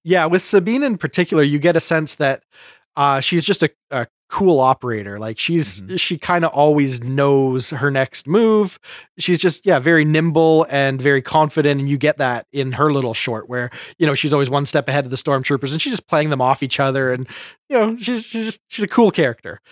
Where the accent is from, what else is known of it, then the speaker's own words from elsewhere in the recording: Canada; I enjoy being Canadian